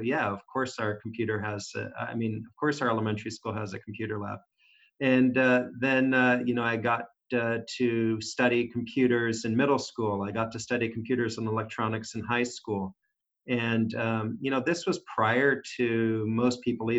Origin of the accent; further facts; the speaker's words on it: San Jose, California, United States; being born in San Jose, California, was, you know, I was there prior to it being called Silicon Valley